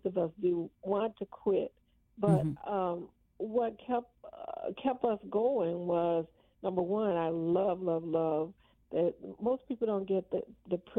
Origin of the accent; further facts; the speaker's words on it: Arkansas, United States; moved away; I grew up in the Jim Crow South.